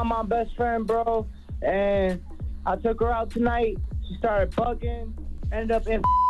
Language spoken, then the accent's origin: English; Rochester, New York, United States; I'm from Rochester, New York.